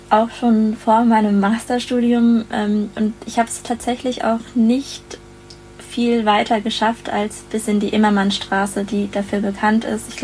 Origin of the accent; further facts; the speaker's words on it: Lörrach, Baden-Württemberg, Germany; moved away as an adult; also born or lived in Mannheim; now in Frankfurt, Germany; ich komme ursprünglich aus Lörrach, das liegt im Dreiländereck Deutschland, Frankreich und Schweiz und bin für meinen Bachelor zunächst nach Mannheim gezogen und anschließend für den Master eben nach Frankfurt.